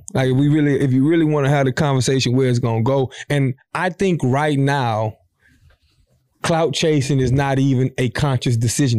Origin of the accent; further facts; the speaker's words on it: Savannah, Georgia, United States; I'm from Savannah, mm-hmm. Georgia, and I'm finna chill.